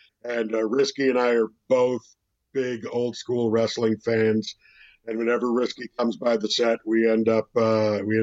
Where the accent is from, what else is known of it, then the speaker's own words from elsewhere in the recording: Canada; As Canadians